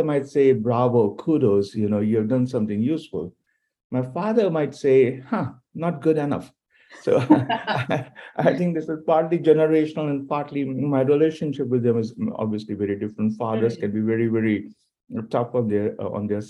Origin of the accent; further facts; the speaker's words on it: India; now in United States; I'm originally from India